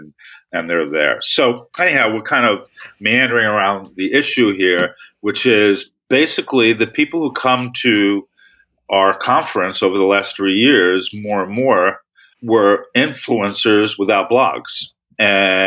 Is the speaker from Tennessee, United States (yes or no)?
no; New York City, New York, United States; I came from Brooklyn